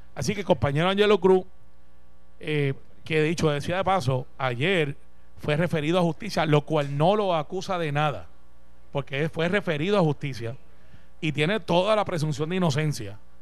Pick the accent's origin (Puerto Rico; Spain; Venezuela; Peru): Puerto Rico; no hemos tenido todavía una discusión clara como puertorriqueños